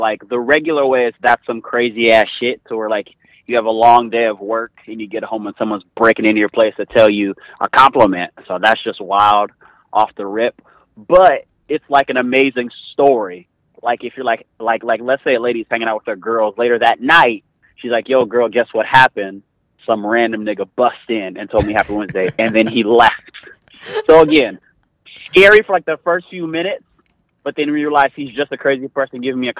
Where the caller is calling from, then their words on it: San Diego, California, United States; and I am in San Diego, California.